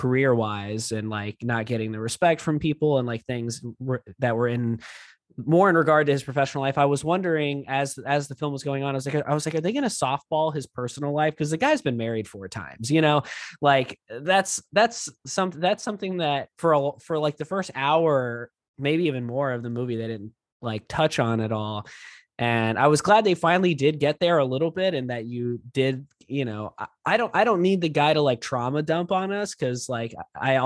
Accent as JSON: {"language": "English", "region": "South Texas", "country": "United States", "tie": "born or raised there", "also_born_or_lived": "Corpus Christi, Texas", "said": "growing up in South Texas"}